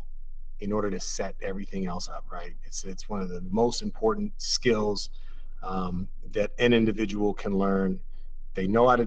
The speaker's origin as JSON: {"language": "English", "town": "Oakland", "region": "California", "country": "United States", "said": "I'm an Oaklander through and through"}